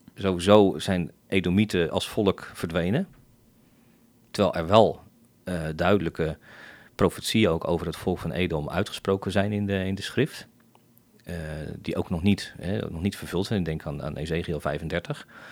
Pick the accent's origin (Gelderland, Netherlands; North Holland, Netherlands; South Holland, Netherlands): South Holland, Netherlands; The Hague; moved away as an adult; now in Bodegraven, Netherlands; zelf kom ik eh, in ieder geval getogen in, in Scheveningen